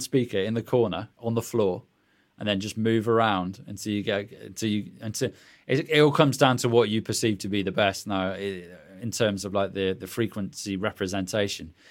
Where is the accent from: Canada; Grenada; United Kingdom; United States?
United Kingdom; accent: British; my British accent